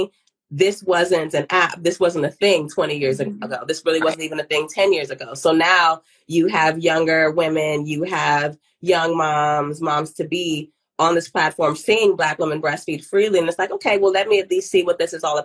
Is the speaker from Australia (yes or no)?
no; Ghana; I'm from Ghana